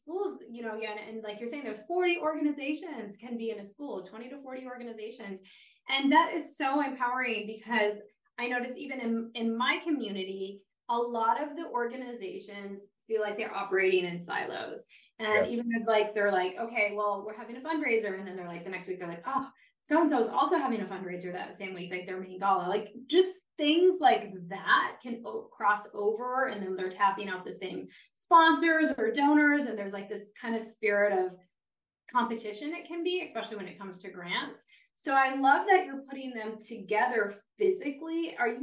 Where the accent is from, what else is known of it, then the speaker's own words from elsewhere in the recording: Detroit, Michigan, United States; moved away; I'm originally from Detroit area